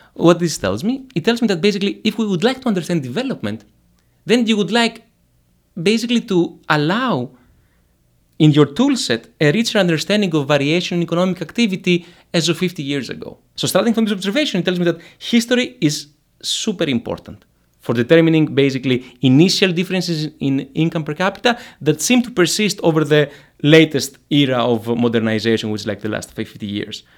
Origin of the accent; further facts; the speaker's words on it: Greece; moved away; So I'm from Greece. Uh, I come from the, the valley